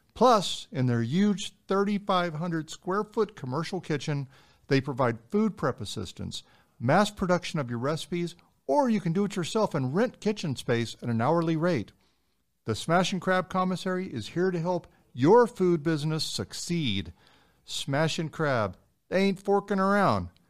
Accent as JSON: {"language": "English", "town": "San Antonio", "region": "Texas", "country": "United States", "tie": "born or raised there", "said": "we're all from San Antonio, born and raised"}